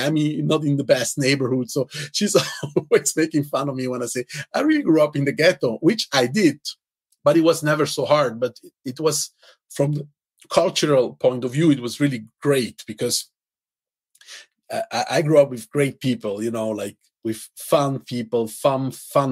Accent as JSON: {"language": "English", "region": "Zurich", "country": "Switzerland", "tie": "born or raised there", "second_language": "English", "said": "I grew up actually in the ghetto of Zurich, my hometown"}